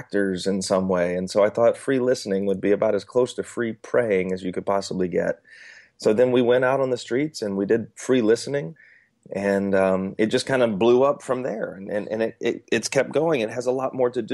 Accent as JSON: {"language": "English", "town": "Atlanta", "region": "Georgia", "country": "United States", "moved": "yes", "lives_now": "North Carolina, United States", "said": "I'm currently in North Carolina, but I'm originally from Atlanta, and I'm Southern"}